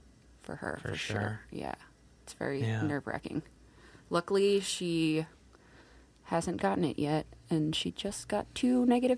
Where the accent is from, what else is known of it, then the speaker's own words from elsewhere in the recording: the Poconos, Pennsylvania, United States; moved away as an adult; now in Philadelphia, United States; I grew up in the Poconos.